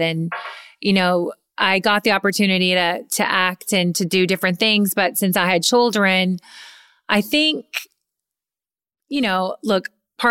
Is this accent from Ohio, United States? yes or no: no; Kentucky, United States; moved away; I'm from Kentucky